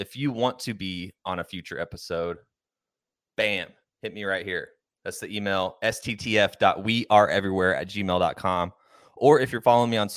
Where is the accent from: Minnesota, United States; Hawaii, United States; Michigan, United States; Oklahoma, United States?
Oklahoma, United States; Pauls Valley; growing up in Pauls Valley or just Oklahoma in general